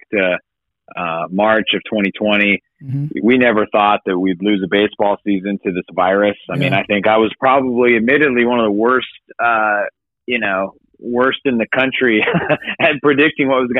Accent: Fresno, California, United States; my community that I grew up

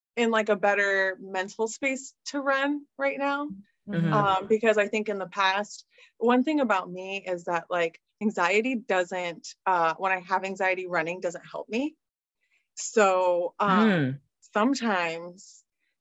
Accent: United States; I'm Mexican American as well

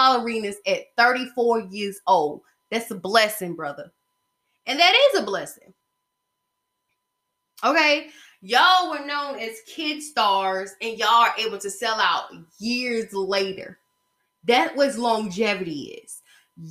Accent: Covington, Georgia, United States; my hometown, Covington, Georgia, in my middle school class

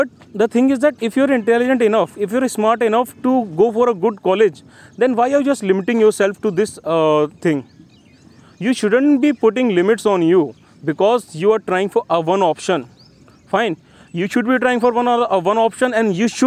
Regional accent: Gwalior, Madhya Pradesh, India; my hometown Gwalior

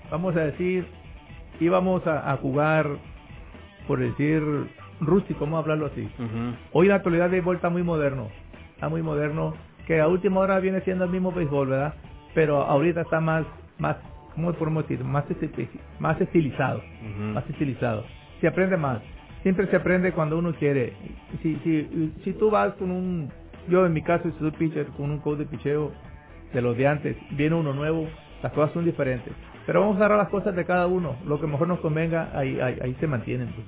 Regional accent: Sinaloa, Mexico; soy sinaloense.

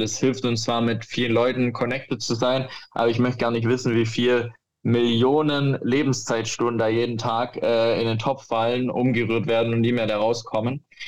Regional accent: Germany; bei uns in Deutschland

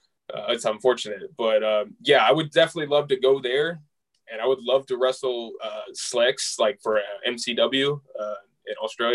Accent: Rensselaer, Indiana, United States; moved away as an adult; now in Pennsylvania, United States; My hometown. I'm from Rensselaer, Indiana.

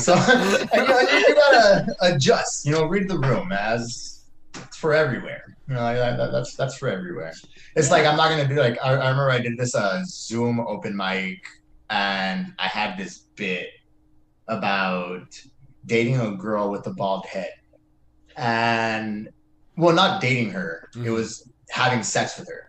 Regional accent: Mission, Texas, United States; now in Austin, United States; I'm from Mission, Texas

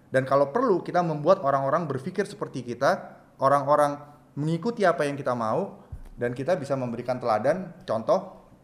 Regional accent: Indonesia; Saya seorang Jawa, bapak saya seorang Jawa, ibu saya seorang Batak, dan saya lahir di Indonesia

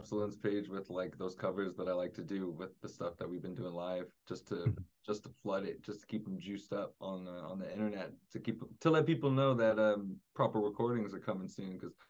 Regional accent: North West England, United Kingdom; accent: Scouse; moved away; I'm actually a Scouser, you know. I tried to get rid of my accent. I thought it would be gone by now, but I've been here for 15 years, you know.

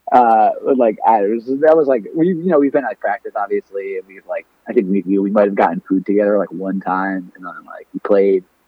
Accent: Southern Connecticut, United States; I grew up in Southern Connecticut, just like dead center of Connecticut.

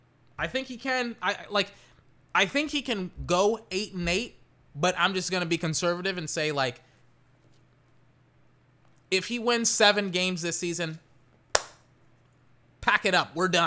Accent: Texas, United States; I'm from Texas. Everyone in Austin is pretty much a Cowboy fan, if they're not a Longhorn fan.

